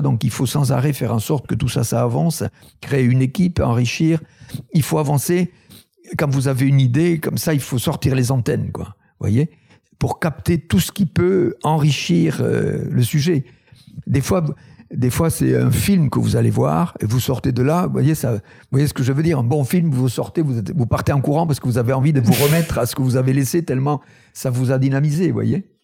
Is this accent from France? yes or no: yes; Tarn, Occitania, France; Je suis originaire du Tarn, c'est un un pays colineux agricole.